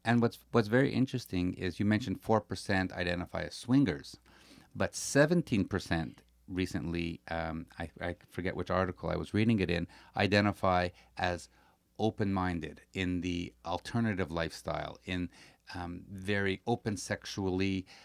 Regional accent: Montreal, Quebec, Canada; We are from Montreal

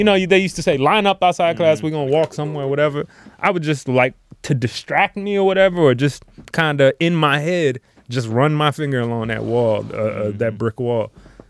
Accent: United States; we're all from America

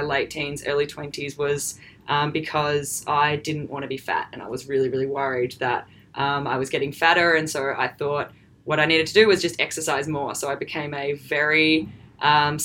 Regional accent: Melbourne, Victoria, Australia; I'm from Melbourne here

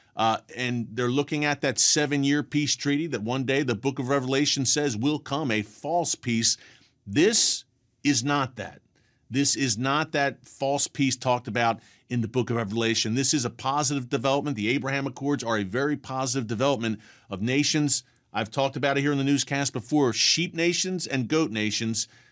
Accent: United States; as an American

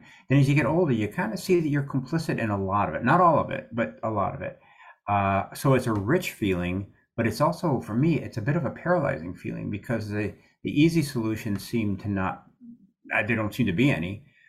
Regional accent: Amarillo, Texas, United States; when I was in college, I come to Syracuse from Amarillo, Texas, and I've been playing in a bar band and working as a groundsman.

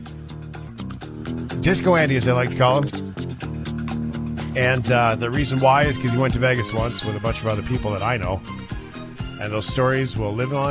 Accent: Canada; as a Canadian

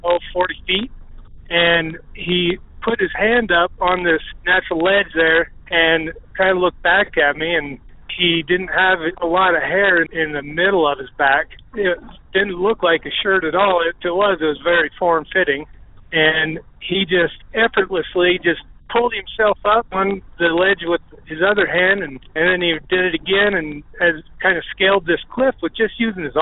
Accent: Jackson, Wyoming, United States; I was born and raised in Jackson, Wyoming.

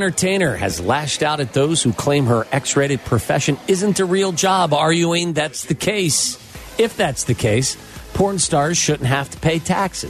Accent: Chicago, Illinois, United States; Hey, I'm from Chicago.

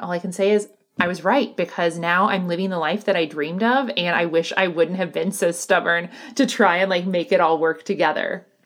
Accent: the Bible Belt, United States; I grew up in the Bible Belt where it was very much like hellfire and brimstone

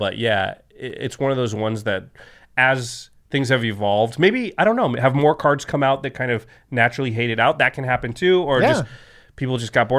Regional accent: Portland, United States; Well, next time, especially since I'm from Portland, but I was just there.

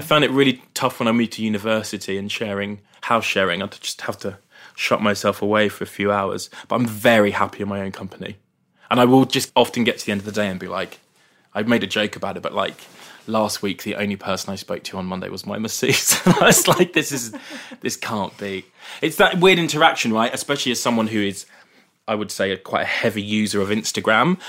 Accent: Brighton, South East England, United Kingdom; growing up in Brighton

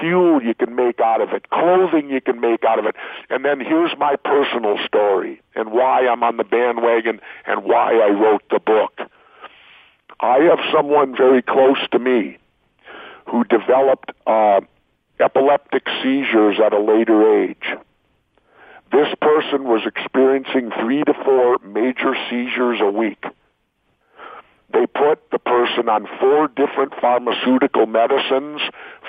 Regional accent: Minneapolis, Minnesota, United States; I grew up in South Minneapolis, right in the inner city

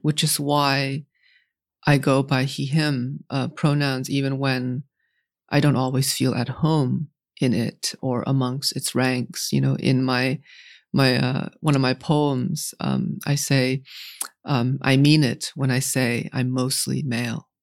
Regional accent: New England, United States; growing up in New England

